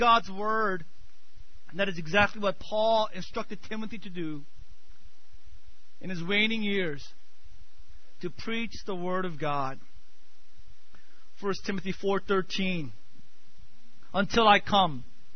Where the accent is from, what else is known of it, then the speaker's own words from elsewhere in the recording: United States; growing up in America